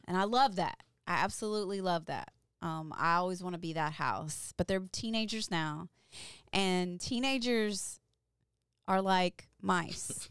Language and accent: English; Louisville, Kentucky, United States; I grew up in Louisville, Kentucky